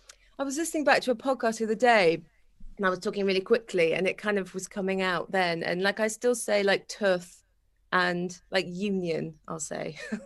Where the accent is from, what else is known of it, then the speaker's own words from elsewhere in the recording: Wales, United Kingdom; moved away as an adult; I'm Welsh, 100%.